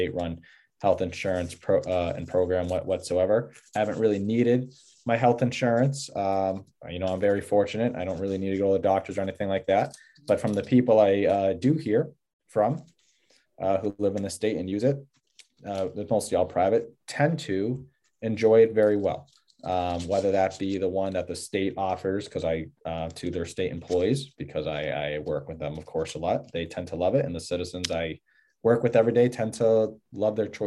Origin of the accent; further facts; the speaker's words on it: Massachusetts, United States; moved away as an adult; now in New Hampshire, United States; I grew up in Massachusetts